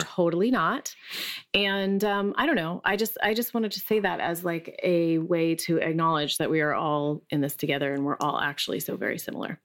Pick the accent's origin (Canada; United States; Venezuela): United States; Allentown, Pennsylvania; moved away; also born or lived in Bethlehem, Pennsylvania; I'm from Allentown, Pennsylvania